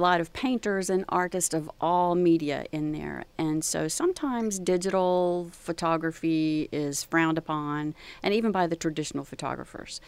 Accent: Gulf Coast of Texas, United States; growing up along the Gulf Coast

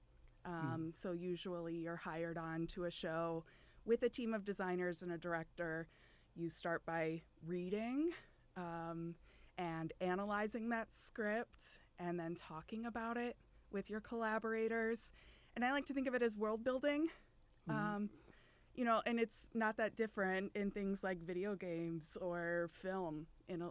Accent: Ohio, United States; I grew up in Ohio

